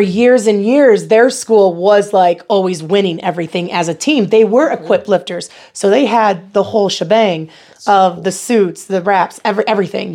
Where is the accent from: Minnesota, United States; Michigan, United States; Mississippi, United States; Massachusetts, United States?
Michigan, United States; Battle Creek; accent: American; moved away as an adult; now in Nebraska, United States; I'm originally from Battle Creek, Michigan